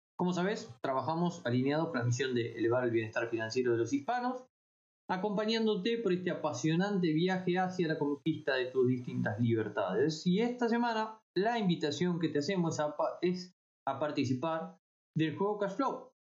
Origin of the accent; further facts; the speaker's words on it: La Plata, Buenos Aires Province, Argentina; yo soy de La Plata, vivo cerca de Buenos Aires